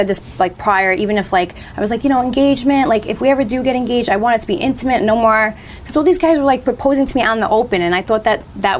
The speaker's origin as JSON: {"language": "English", "town": "New York City", "region": "New York", "country": "United States", "said": "I'm from Staten Island"}